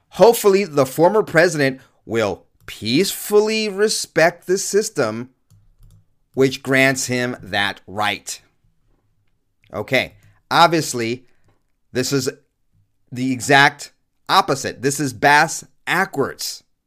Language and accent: English; California, United States; also born or lived in New York; raised in the last half of my childhood in California